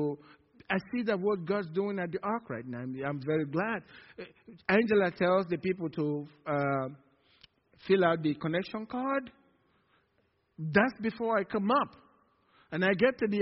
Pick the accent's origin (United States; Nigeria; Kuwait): Nigeria; moved away; From Nigeria